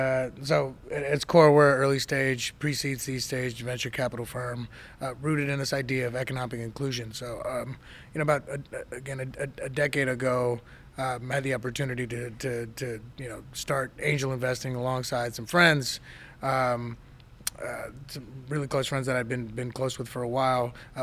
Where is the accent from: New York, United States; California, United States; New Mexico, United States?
California, United States; Inglewood; born or raised there; also born or lived in Detroit, Michigan